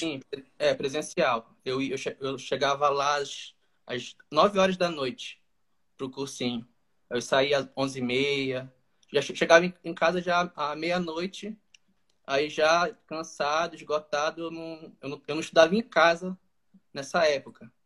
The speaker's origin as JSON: {"language": "Portuguese", "town": "Macapá", "region": "Amapá", "country": "Brazil", "said": "eu sou aqui do estado do Amapá, daqui da capital de Macapá"}